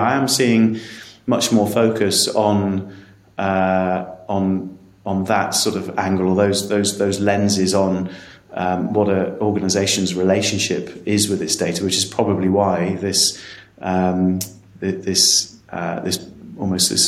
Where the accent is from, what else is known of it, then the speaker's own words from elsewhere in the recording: England, United Kingdom; I'm going to say this as an Englishman